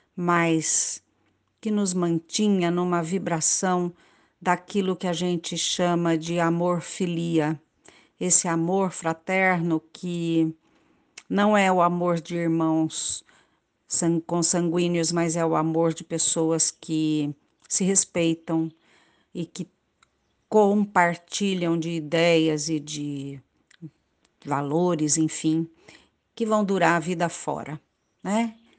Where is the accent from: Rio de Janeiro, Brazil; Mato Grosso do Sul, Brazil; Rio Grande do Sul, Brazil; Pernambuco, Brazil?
Mato Grosso do Sul, Brazil; Pantanal; moved away; eu nasci e vivi no Pantanal, Mato Grosso do Sul.